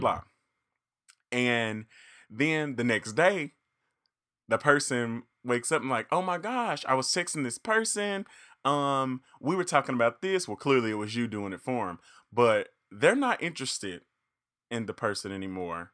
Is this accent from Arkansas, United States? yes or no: yes; Reed, Arkansas, United States; I am from the big city of Reed, however, is very small